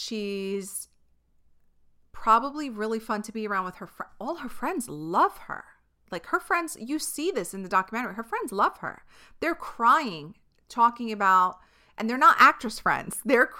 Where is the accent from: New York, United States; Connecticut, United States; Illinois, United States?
New York, United States; But when you're from a certain place, like if we, as a New Yorker, when I go to a different place, when I go to the Midwest or when I go to California, when I go to a different country, the way I speak is always intimidating to other people.